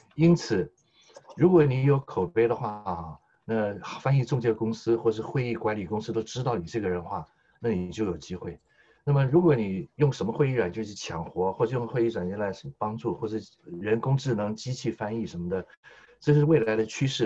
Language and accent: Chinese; Taiwan; now in Australia; 我先父呢是黑龙江七七哈尔出生，哈尔滨长大，先母是吉林省柳河县长大， 两位东北人在台湾与介生下我们这一代的外省人第二代